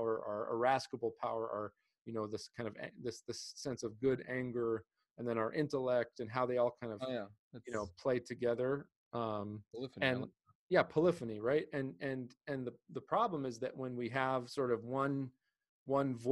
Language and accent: English; United States; also born or lived in Greece; as an American, as someone who grew up in America and then spent time in Greece